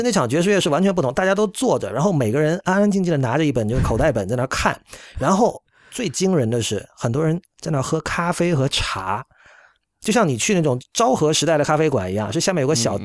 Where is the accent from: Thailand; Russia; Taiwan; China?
China; also born or lived in United States; now in Japan; 我作为一个中国人